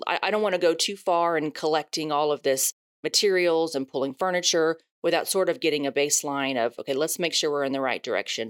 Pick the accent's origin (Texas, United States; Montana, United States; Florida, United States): Texas, United States; Houston; also born or lived in Dallas; I'm born and raised in Houston.